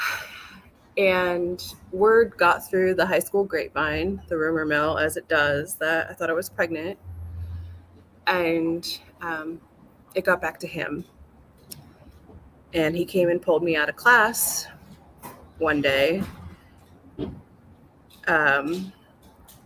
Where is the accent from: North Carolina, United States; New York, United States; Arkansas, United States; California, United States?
California, United States; I grew up in California